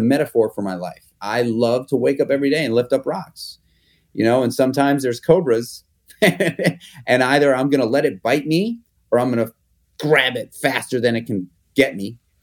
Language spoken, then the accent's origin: English; New York City, New York, United States; I grew up in Manhattan in the public school system